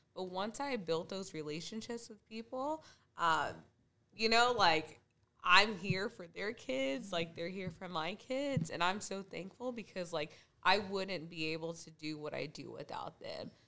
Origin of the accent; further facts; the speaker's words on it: Junction City, Kansas, United States; I was born and raised in Junction City, Kansas.